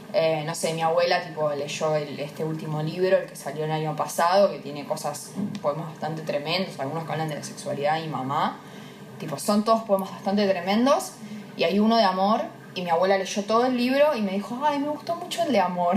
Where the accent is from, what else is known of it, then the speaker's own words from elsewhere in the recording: Avellaneda, Buenos Aires Province, Argentina; me reivindico como muy de Avellaneda